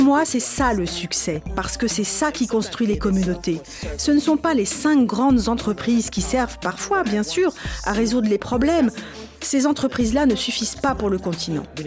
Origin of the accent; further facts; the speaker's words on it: Nigeria; now in Houston, United States; Je suis retournée dans mon pays d'origine, le Nigeria